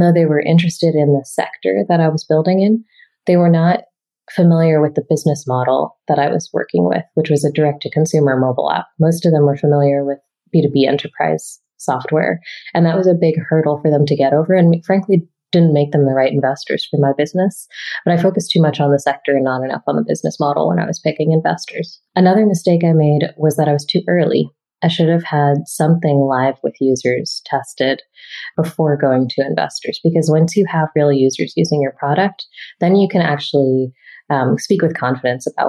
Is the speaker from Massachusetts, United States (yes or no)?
yes; Boston, Massachusetts, United States; moved away; I grew up in Boston and I love Boston